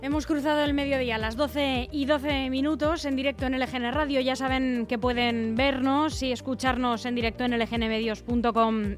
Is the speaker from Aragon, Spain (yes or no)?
no; Leganés, Community of Madrid, Spain; yo resido aquí, eh, nací aquí en Leganés